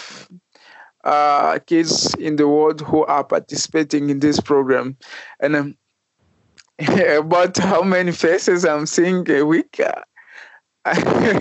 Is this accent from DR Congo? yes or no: yes; DR Congo; moved away; I came from DRC, Republic Democratic of Congo